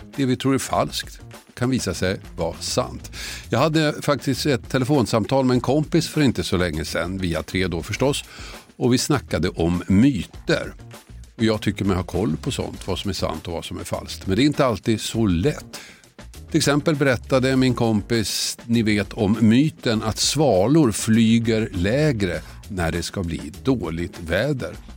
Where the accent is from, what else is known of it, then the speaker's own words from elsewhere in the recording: Huddinge/Tullinge/Tumba area, Stockholm County, Sweden; där jag växte upp låg orterna Huddinge, Tullinge, Tumba